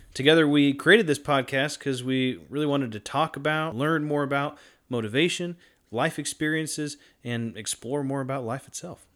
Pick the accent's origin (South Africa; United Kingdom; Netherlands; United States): United States; North Carolina; I was born and raised in North Carolina